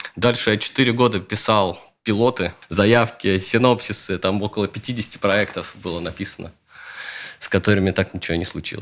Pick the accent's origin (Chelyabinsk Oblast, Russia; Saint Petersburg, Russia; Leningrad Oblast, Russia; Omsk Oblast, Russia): Leningrad Oblast, Russia; Luga; я из такого мрачноватого городка в Ленинградской области, из Луги